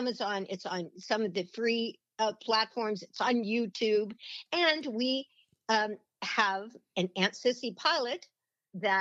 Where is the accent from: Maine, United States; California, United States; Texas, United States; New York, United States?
California, United States; Long Beach; also born or lived in Baldwin Hills, California / Beverly Hills, California; I'm a suburban girl, I was born in Long Beach and in California, and we lived in Baldwin Hills and we lived in Beverly Hills